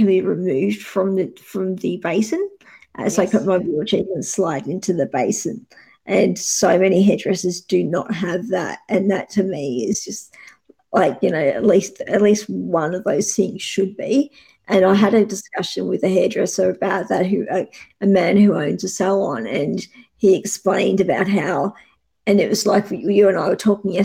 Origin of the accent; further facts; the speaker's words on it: Geelong, Victoria, Australia; I'm from Geelong